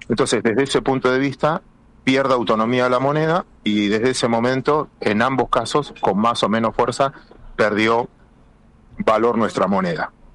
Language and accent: Spanish; Argentina; los argentinos